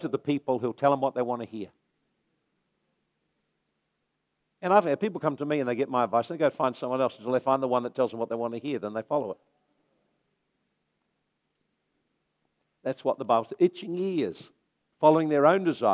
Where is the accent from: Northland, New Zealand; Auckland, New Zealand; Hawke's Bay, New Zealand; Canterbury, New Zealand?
Hawke's Bay, New Zealand; Napier; now in Hastings, New Zealand; I'm from Napier